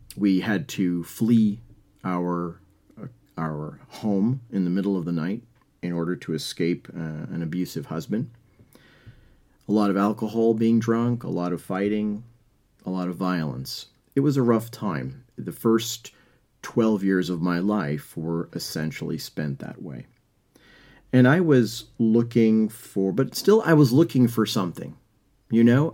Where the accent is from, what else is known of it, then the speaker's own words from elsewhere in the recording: New York, United States; I'm from New York